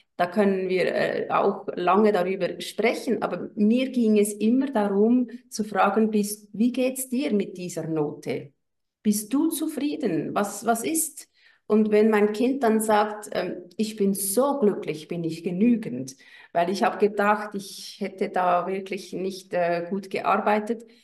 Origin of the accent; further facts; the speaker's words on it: Switzerland; Ich bin aus der Schweiz